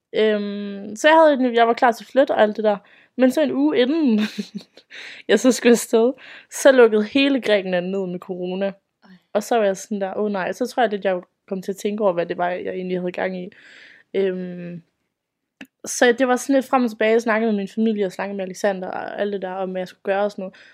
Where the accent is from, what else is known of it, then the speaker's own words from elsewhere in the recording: Aalborg, North Denmark Region, Denmark; jeg kommer fra Aalborg af, op i Nordjylland